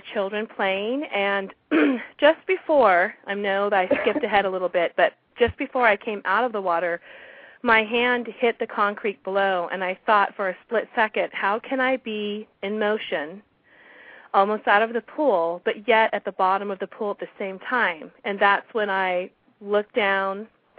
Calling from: California, United States; I'm calling from California.

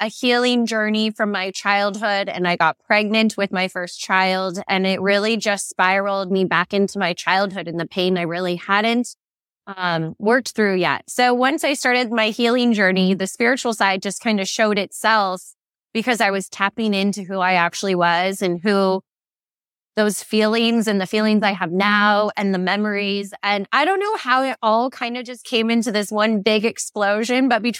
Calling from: Phoenix, Arizona, United States; I'm in Phoenix and it's about 115.

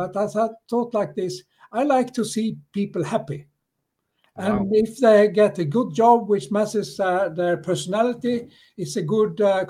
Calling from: Stockholm, Stockholm County, Sweden; I'm calling from Stockholm in Sweden.

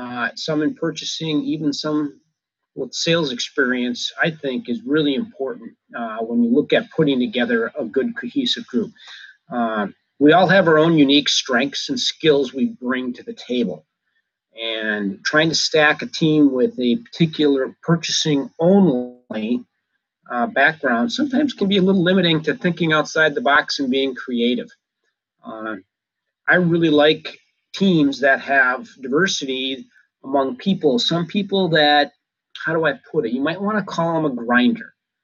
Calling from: Minnesota, United States; I'm calling in from Minnesota here at the end of October

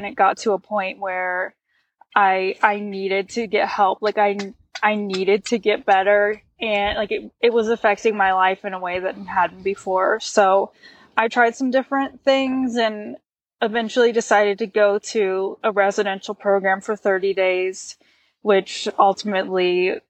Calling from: Bozeman, Montana, United States; I'm in Bozeman, Montana.

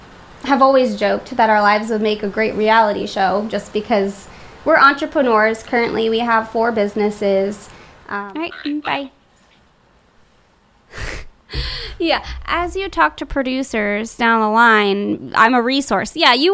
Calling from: Gilbertsville, Pennsylvania, United States; Yeah, Gilbertsville, Pennsylvania.

